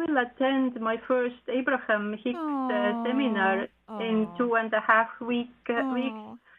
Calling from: Estonia; I'm calling from Estonia.

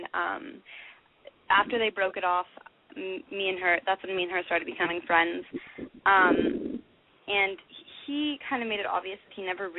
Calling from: Los Angeles, California, United States; I'm 18 from Los Angeles.

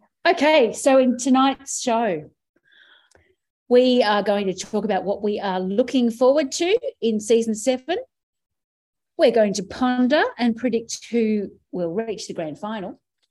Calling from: New South Wales, Australia; And I'm coming from Guringai country too.

